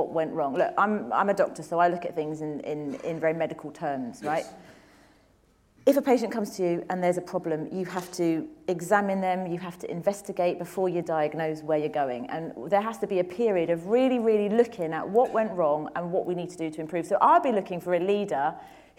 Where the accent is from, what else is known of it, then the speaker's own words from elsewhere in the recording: London, United Kingdom; I'm a girl from Tooting who was told wouldn't amount to anything because I was poor